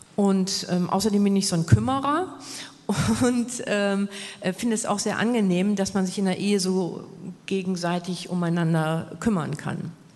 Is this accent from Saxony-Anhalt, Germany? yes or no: no; Hamburg, Germany; moved away as an adult; als ich dann in meine Heimat Hamburg wieder zurückgekehrt bin.